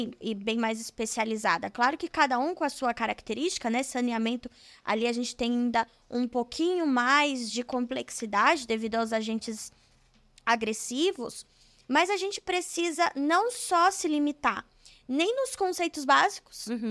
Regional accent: São Bernardo do Campo, São Paulo, Brazil; Eu sou de São Paulo, é São Bernardo do Campo, mas como é uma cidade do ladinho, a gente já fala que é de São Paulo

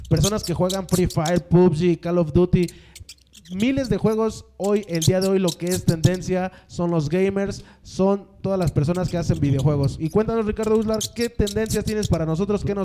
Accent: Mexico; para mí, como mexicano, es un orgullo decir que tenemos un boxeador como Canelo Álvarez.

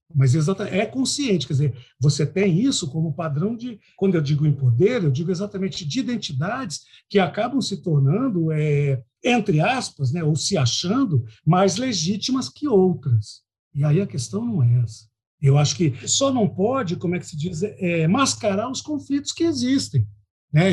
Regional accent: Londrina, Paraná, Brazil; now in Cuiabá, Brazil; Eu esqueço, às vezes, que eu sou paranaense

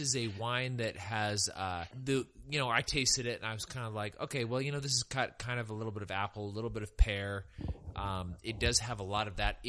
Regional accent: El Dorado County, California, United States; now in Texas, United States; I'm from the foothills in El Dorado County, and also beautiful, very different area

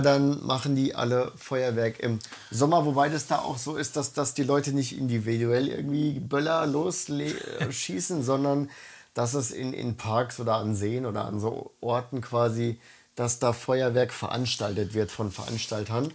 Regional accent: Germany; now in Tokyo, Japan; bei uns in Deutschland

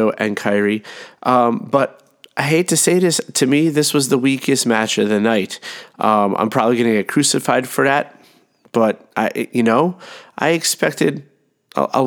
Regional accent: New York City, New York, United States; I am from this area. I am from Queens originally. That's where I was born.

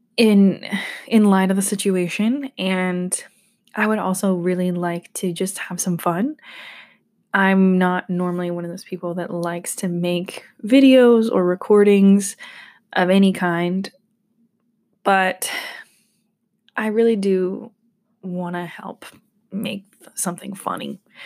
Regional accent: Georgia, United States; I'm from Georgia

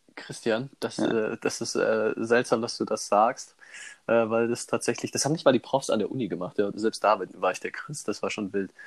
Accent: Immenstadt, Bavaria, Germany; ich bin ja in Immenstadt aufgewachsen

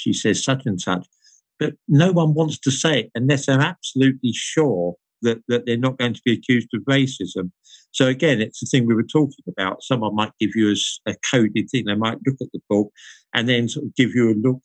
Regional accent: United Kingdom; I'm British

